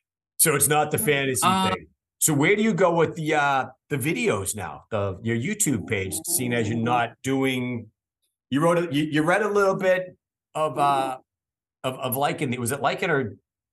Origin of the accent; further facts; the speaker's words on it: Boston, Massachusetts, United States; accent: Boston; I try to lose my Boston accent.